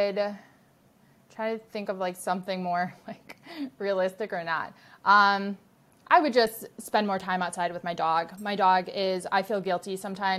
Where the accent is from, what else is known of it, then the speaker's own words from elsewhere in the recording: Milwaukee, Wisconsin, United States; I'm back home in my hometown of Milwaukee, Wisconsin